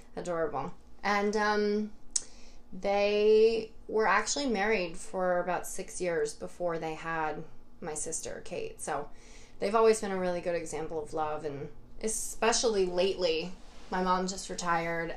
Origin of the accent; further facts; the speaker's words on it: Fishkill, New York, United States; right outside of Fishkill